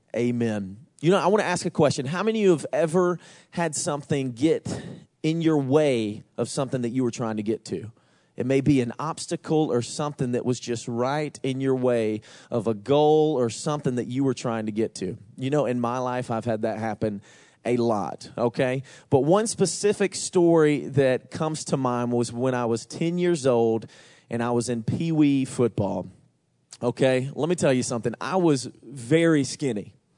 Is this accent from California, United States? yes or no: no; Georgia, United States; I'm from Georgia